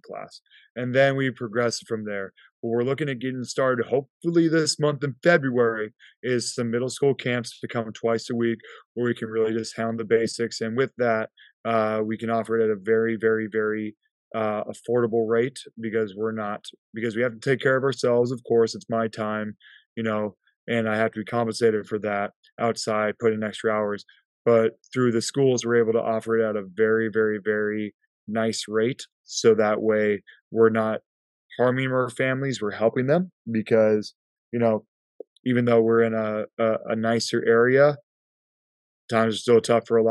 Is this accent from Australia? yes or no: no; Prescott, Arizona, United States; growing up in Prescott, Arizona